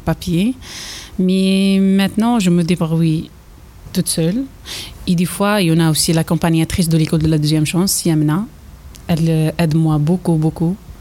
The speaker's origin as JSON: {"language": "French", "country": "Algeria", "second_language": "French", "moved": "as an adult", "lives_now": "Châtellerault, France", "said": "je viens d'arriver de l'Algérie. Ça fait 5 ans que je suis là"}